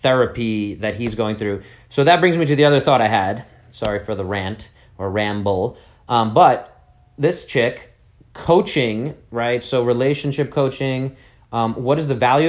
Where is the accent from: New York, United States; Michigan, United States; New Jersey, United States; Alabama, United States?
New York, United States; New York City; I'm this guy from Brooklyn, New York